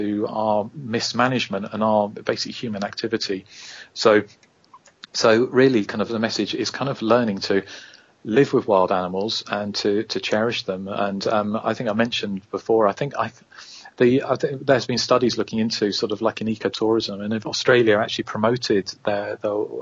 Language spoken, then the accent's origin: English; England, United Kingdom; us POMs, whinging POMs on the other side of the planet